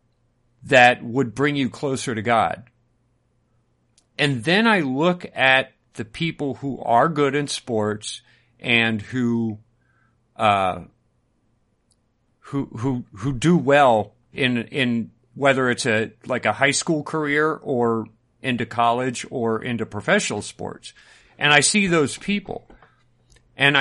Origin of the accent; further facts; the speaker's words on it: United States; we grew up in America